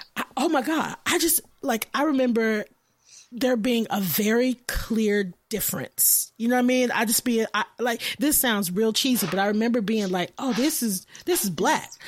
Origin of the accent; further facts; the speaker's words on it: Austin, Texas, United States; I'm from Austin